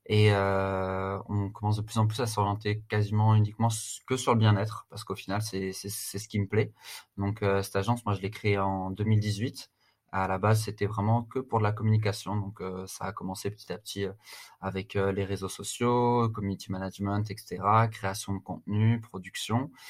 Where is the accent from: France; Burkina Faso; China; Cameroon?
France; Strasbourg, Grand Est; also born or lived in United States; now in Paris, France; j'ai 31 ans. Je suis originaire de Strasbourg.